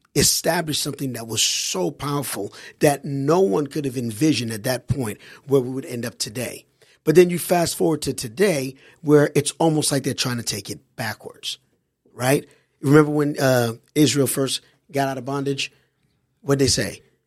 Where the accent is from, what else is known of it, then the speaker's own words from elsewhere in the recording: Haiti; now in United States; I grew up overseas in Haiti